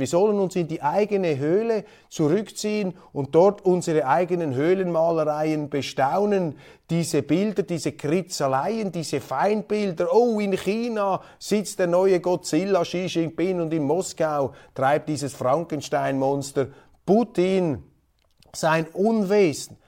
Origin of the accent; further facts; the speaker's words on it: Switzerland; Als Schweizer